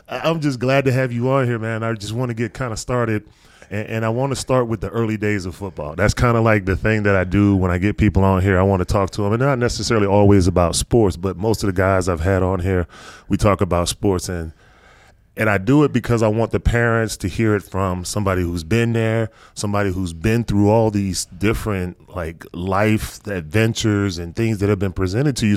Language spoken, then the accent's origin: English; North Carolina, United States; me growing up in North Carolina